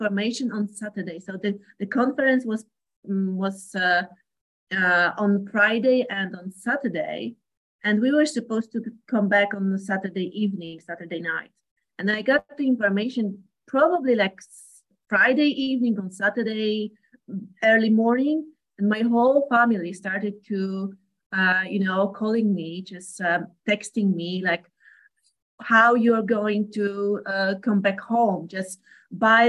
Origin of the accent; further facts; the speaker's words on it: Poland; first language Polish; English is a second language; I'm a skin sensei and I come from Poland